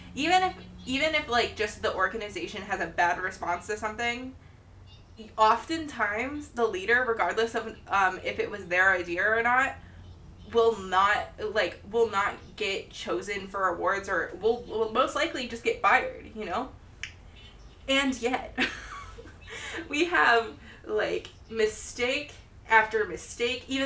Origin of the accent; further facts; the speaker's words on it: Ohio, United States; my hometown